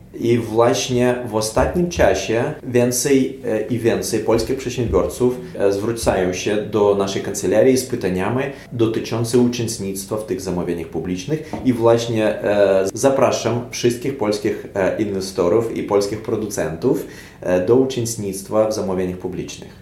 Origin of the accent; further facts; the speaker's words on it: Ukraine; Polish is a second language; nasz kraj i my, jako Ukraińcy